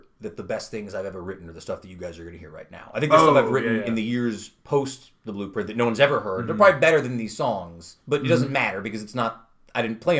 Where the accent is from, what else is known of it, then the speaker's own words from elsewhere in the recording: New York, United States; I'm sorry, I'm from New York.